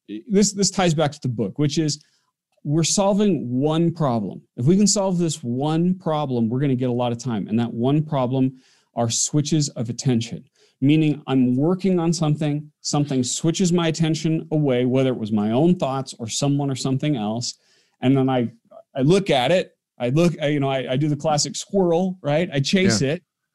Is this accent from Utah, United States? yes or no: yes; Orem, Utah, United States; I grew up in Orm, Utah, which is right in the backyard of Provo where he lived.